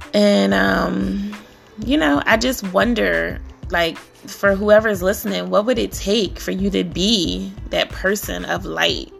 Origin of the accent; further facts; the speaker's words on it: Philadelphia, Pennsylvania, United States; I grew up in Philly. Philadelphia, PA